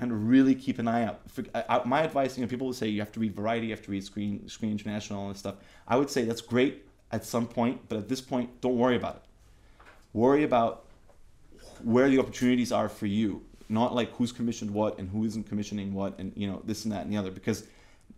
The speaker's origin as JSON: {"language": "English", "country": "Cyprus", "said": "I'm from Cyprus"}